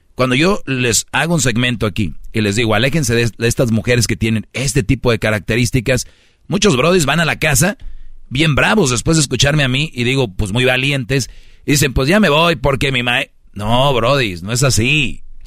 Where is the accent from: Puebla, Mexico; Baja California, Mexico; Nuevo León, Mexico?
Nuevo León, Mexico; Monterrey; Te lo digo como buen regio